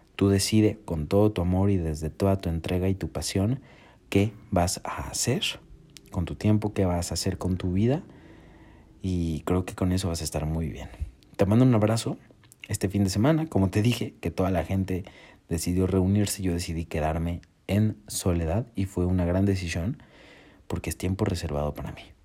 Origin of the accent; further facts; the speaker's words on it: Mexico; yo soy de México